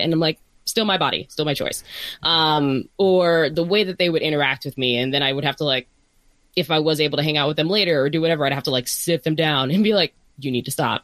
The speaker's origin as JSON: {"language": "English", "region": "Northern Virginia", "country": "United States", "moved": "yes", "lives_now": "Bay Area, United States", "said": "I'm from Northern Virginia"}